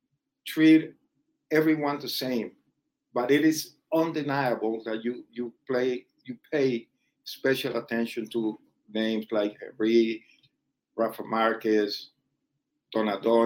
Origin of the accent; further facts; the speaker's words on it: Colombia; moved away; the guys that were born in my hometown, or guys that I briefly met back in Colombia